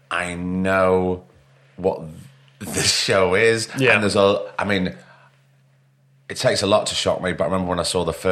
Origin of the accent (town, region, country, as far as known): Peterborough, East of England, United Kingdom; born or raised there; also born or lived in Nottingham / Stamford